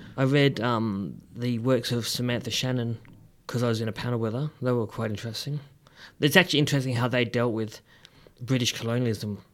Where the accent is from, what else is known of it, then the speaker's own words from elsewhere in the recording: Perth, Western Australia, Australia; moved away as an adult; also born or lived in Melbourne; I grew up in Perth, which is, well, as you know